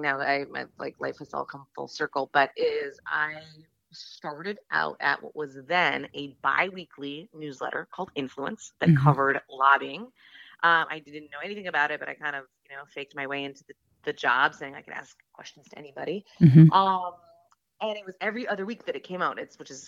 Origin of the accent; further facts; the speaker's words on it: North Dakota, United States; moved away as an adult; now in Washington, D.C., United States; I'm from North Dakota